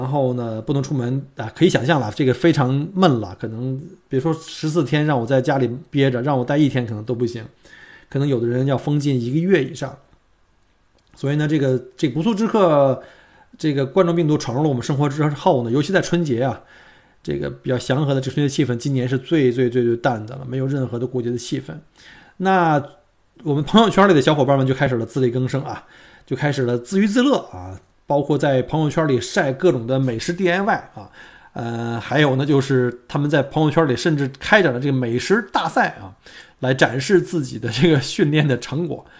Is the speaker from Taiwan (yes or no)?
no; China; now in Australia; 对于我们这些从中国移民到澳洲的，尤其是在澳洲生活过几年的这些移民来说